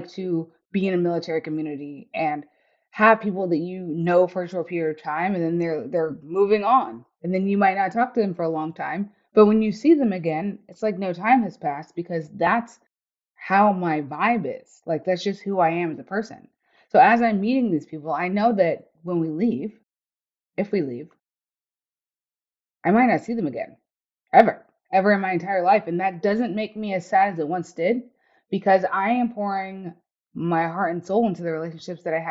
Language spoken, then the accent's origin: English; the South, United States; moved away as an adult; also born or lived in Germany / Iraq / East Coast; I grew up in the South.